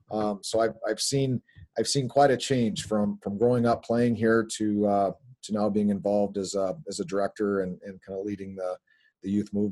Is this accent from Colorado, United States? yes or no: yes; Colorado Springs, Colorado, United States; Grew up in Colorado Springs, played hockey and soccer as a youth.